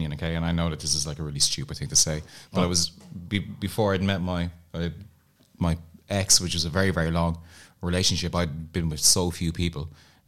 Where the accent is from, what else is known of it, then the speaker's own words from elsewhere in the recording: Navan, Leinster, Ireland; moved away; also born or lived in Dublin; I'm from Dublin, but I grew up in the countryside. I grew up in a place called Navan